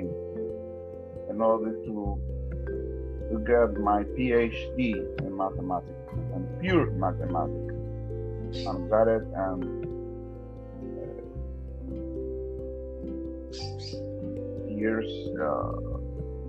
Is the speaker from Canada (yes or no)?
no; Santiago de Veraguas, Veraguas, Panama; English is a second language; also born or lived in Panama City, Panama; I was born in Panama City, August 1966. And I studied and I grew up in Santiago